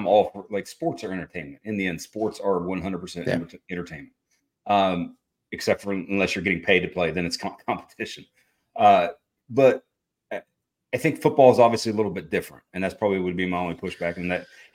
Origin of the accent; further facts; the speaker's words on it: West Virginia, United States; West Virginia, my home state and school there